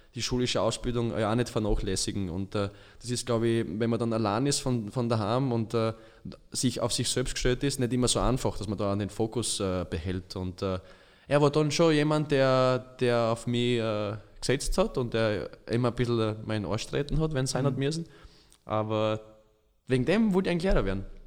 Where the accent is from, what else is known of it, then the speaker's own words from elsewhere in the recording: Styria, Austria; accent: Styrian; moved away; also born or lived in Tyrol; ich komme aus der Steiermark